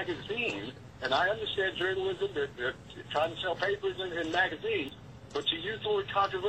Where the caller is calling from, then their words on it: Monroe, United States; I'm calling from Monroe.